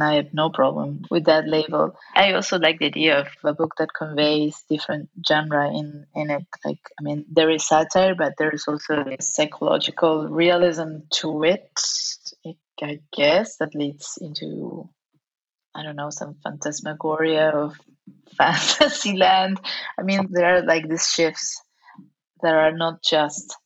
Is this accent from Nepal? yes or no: no; Argentina; accent: Argentinian Spanish; first language Spanish; English is a second language; now in Barcelona, Spain; I was raised in Argentinian Spanish